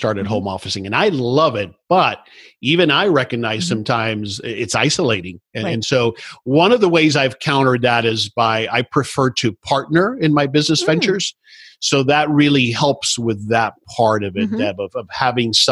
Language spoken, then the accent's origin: English; South Florida, United States; I grew up in South Florida